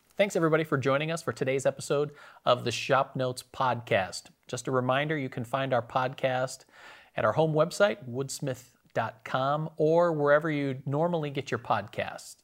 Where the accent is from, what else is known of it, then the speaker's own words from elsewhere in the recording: Wisconsin, United States; moved away; Wisconsin, my home state